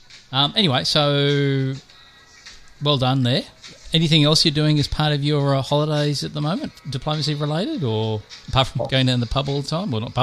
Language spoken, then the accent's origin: English; New York, United States; Like, I actually lost my home state.